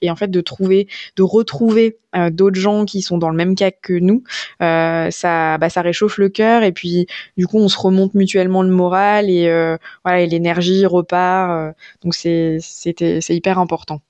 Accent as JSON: {"language": "French", "region": "Auvergne-Rhône-Alpes", "country": "France", "said": "on est de Rhône-Alpes comme c'est notre cas"}